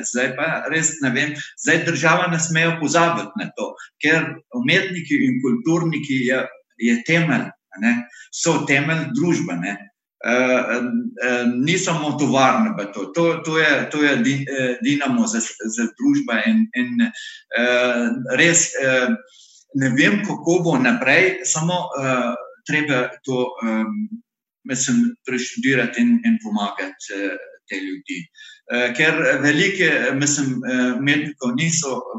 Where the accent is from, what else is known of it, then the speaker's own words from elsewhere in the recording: Iraq; Slovenian is a second language; moved away as an adult; now in Slovenia; jaz sem iz Iraka